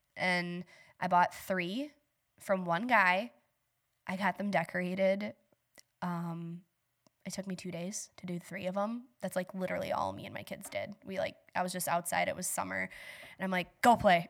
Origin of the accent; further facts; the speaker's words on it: Bangor, Wisconsin, United States; also born or lived in West Salem, Wisconsin; So I grew up in Bangor. I live in West Salem.